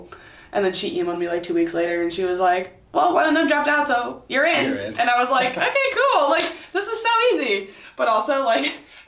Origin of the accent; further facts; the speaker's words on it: Simi Valley, California, United States; Okay, so I'm from Simi Valley, and I went to school in Mission Hills, which is like 20 minutes away, at Bishop Alemany.